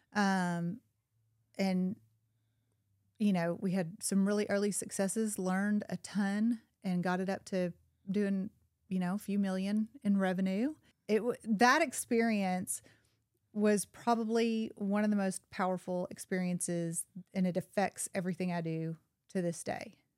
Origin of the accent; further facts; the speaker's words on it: Little Rock, Arkansas, United States; also born or lived in Chicago; now in Bentonville, United States; I was born in Little Rock into a single wide trailer in Southwest Little Rock